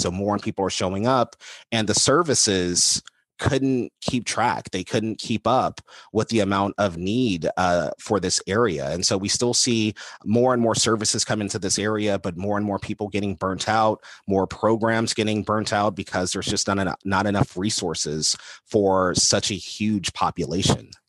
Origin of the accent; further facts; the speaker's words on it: Los Angeles, California, United States; I'm an L A kid at my heart. Um, and so I grew up in West L A, South Central L